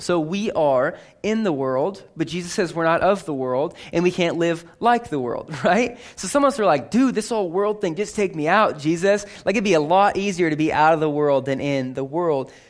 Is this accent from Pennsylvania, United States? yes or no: no; California, United States; I grew up in California.